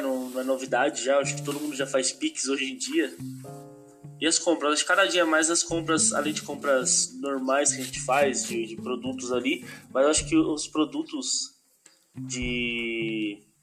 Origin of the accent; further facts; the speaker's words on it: Extrema, Minas Gerais, Brazil; eu sou de Extrema, sul de Minas Gerais